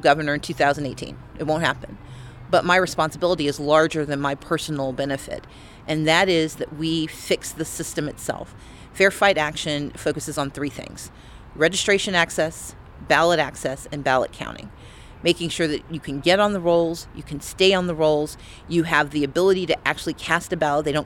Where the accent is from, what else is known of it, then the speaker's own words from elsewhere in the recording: United States; I am an American